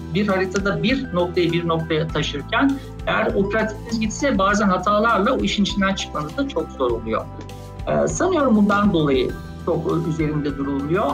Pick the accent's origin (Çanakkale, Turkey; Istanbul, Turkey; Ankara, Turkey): Ankara, Turkey; 1973 Ankara doğumluyum. Ee, bütün öğrenimi Ankara'da yaptım.